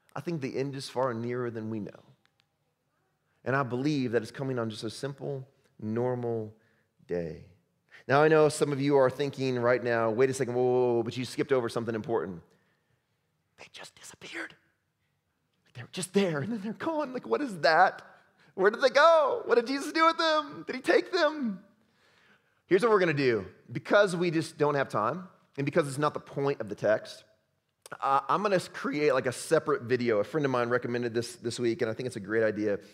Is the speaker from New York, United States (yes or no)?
no; Chicago, Illinois, United States; I'm from Chicago